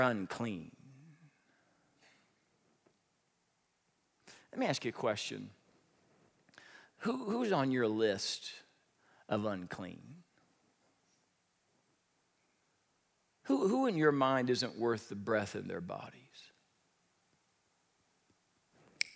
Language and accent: English; Midwest, United States; I grew up in the Midwest